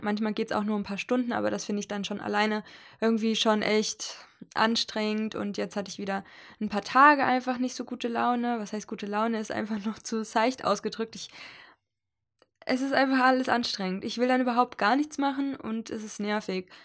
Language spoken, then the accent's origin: German; Hesse, Germany; moved away; also born or lived in Leipzig; nach Hessen gefahren, wo ich herkomme und wo meine Mutter wohnt und die Familie